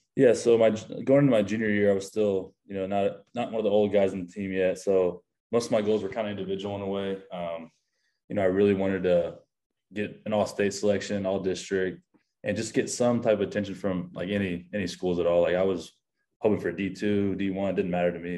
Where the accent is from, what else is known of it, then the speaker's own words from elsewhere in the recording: Keller, Texas, United States; I'm born and raised in Keller, Texas